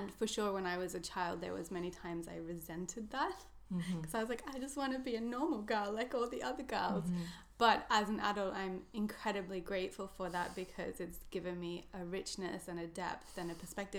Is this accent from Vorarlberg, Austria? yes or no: no; Salzburg, Austria; born there; I was born in Salzburg in Austria.